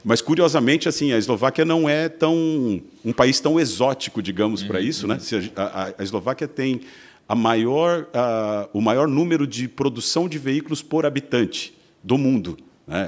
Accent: São Bernardo do Campo, São Paulo, Brazil; moved away as an adult; also born or lived in Luxembourg / United States; now in Santa Catarina, Brazil; Eu sou de São Paulo, sou de São Bernardo do Campo, nasci ali no berço da indústria

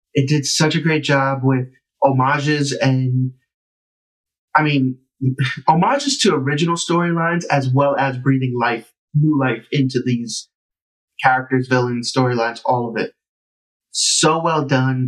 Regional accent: New York City, New York, United States; I felt like I was saving my hometown. Yeah. I felt like I was saving Harlem

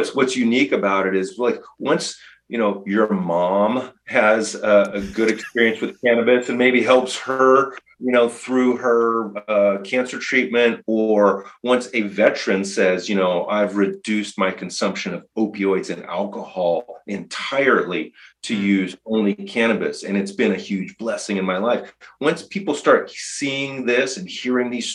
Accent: California, United States; moved away as an adult; I grew up in California

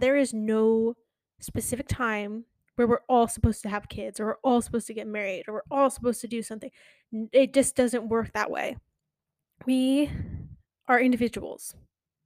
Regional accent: Connecticut, United States; also born or lived in New York; now in Florida, United States; I grew up in Connecticut

